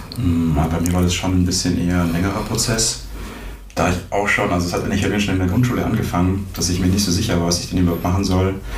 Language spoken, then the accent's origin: German; Ostfildern, Baden-Württemberg, Germany; moved away as an adult; now in Ulm, Germany; Ich komme ursprünglich aus Ostfildern in der Nähe von Stuttgart und ich bin nach Ulm gekommen, um Informatik zu studieren